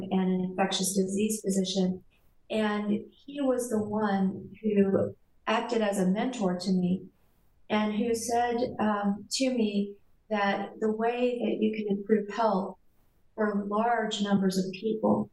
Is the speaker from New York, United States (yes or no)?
no; South Texas, United States; I grew up in South Texas on the Mexican border with a very traditional Mexican-American family